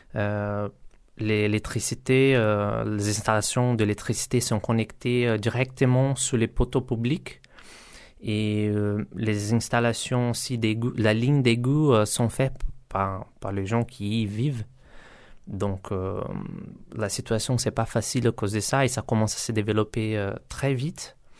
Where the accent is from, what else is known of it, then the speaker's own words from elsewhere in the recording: Carapicuíba, São Paulo, Brazil; French is a second language; moved away as an adult; now in Rennes, France; Je viens du Brésil, de Sao Paulo, d'une favela à Carapicuiba